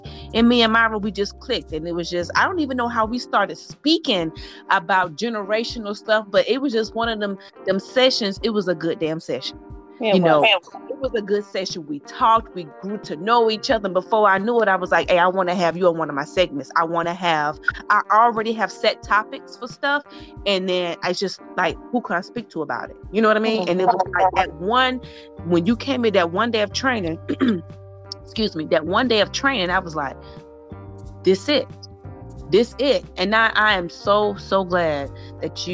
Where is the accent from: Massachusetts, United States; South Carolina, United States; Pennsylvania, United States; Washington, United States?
South Carolina, United States; y'all know I'm from the South. I'm South Carolina